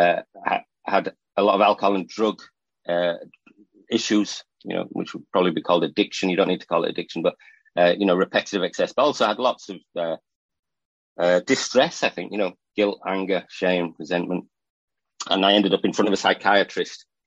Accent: England, United Kingdom; also born or lived in Northumberland; I'm from England. I live in Northumberland, near Scotland, so for the northeast coast of England

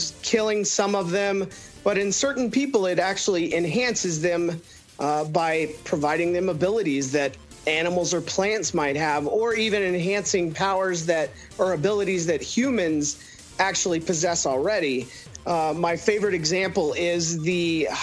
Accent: Texas, United States; moved away; also born or lived in Cincinnati; I'm from Texas, and I'm Texas chili all the way.

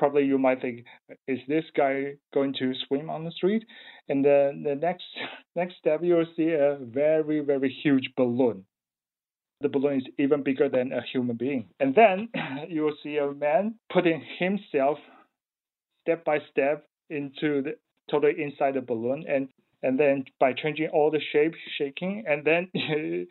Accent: Taiwan; moved away as an adult; now in Melbourne, Australia; I come from Taiwan

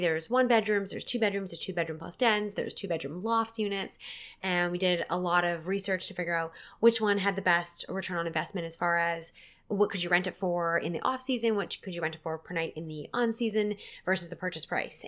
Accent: Port Alberni, British Columbia, Canada; my hometown of Port Auvergne

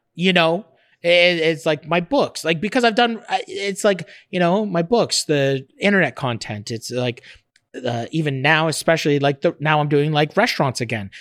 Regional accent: Fort Erie, Ontario, Canada; I grew up right in Fort Erie, right across from Buffalo.

